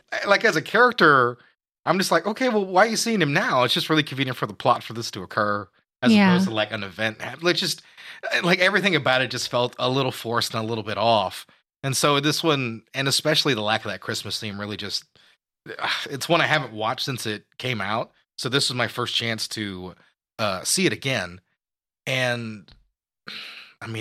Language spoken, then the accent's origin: English; United States; I'm American